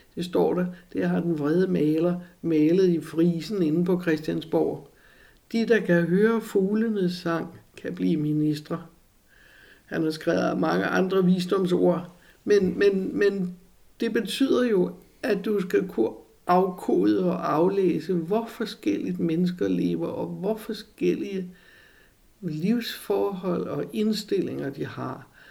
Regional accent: Copenhagen, Capital Region of Denmark, Denmark; Jeg var jo helle fra Amager.

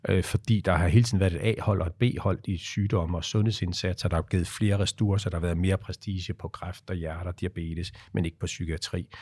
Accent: Aarhus, Central Denmark Region, Denmark; jeg er født i Aarhus

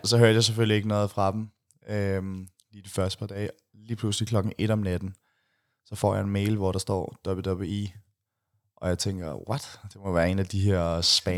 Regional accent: Denmark; jeg var fra Danmark

